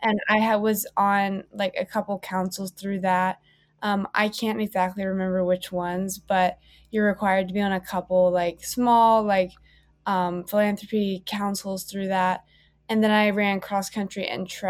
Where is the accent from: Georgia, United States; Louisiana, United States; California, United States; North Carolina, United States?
North Carolina, United States; Charlotte; moved away as an adult; now in Chapel Hill, United States; I'm from Charlotte, North Carolina, and I attended Myers Park